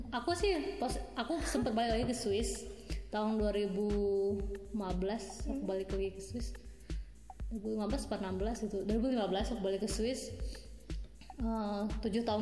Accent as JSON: {"language": "Indonesian", "country": "Indonesia", "lives_now": "Netherlands", "said": "jadi kalau kita bilang saya dari Indonesia mereka tuh bisa bilang oh ya gitu saya tahu gitu di mana"}